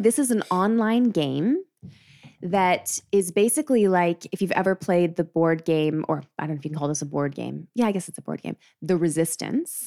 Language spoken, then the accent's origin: English; Calgary, Alberta, Canada; Calgary, which is fair. I get that, uh, which is where I'm from